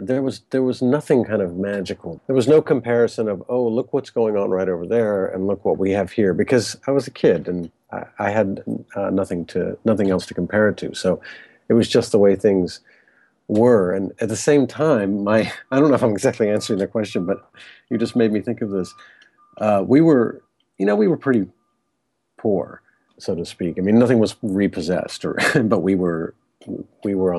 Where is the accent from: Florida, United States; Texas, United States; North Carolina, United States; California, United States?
Florida, United States; Cape Canaveral; also born or lived in Washington, D.C. area; I grew up in right near Cape Canaveral. And so for my entire childhood